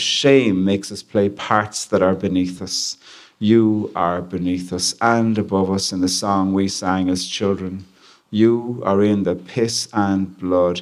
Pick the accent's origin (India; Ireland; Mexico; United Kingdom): Ireland; I'm from Ireland